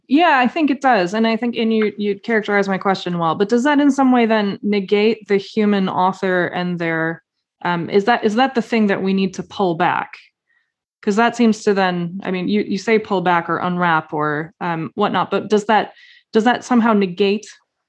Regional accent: Midwest, United States; Oh, that makes me homesick. I'm from

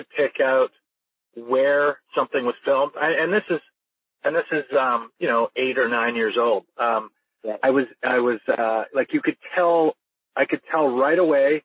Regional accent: Victoria, British Columbia, Canada; I was brought up in Victoria, British Columbia, Canada, small town.

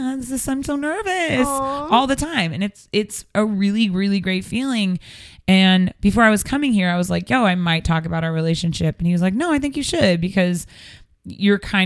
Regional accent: Seattle, Washington, United States; moved away; I'm from Seattle

